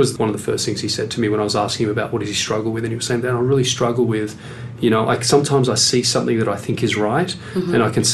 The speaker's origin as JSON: {"language": "English", "town": "Sydney", "region": "New South Wales", "country": "Australia", "tie": "born or raised there", "moved": "yes", "said": "I come from Western Sydney"}